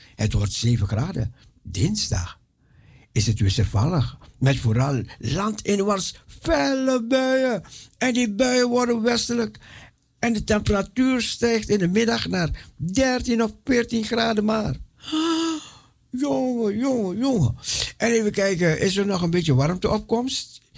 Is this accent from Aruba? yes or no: yes; Aruba; moved away; also born or lived in Suriname; Ik ben geboren en getogen op Aruba.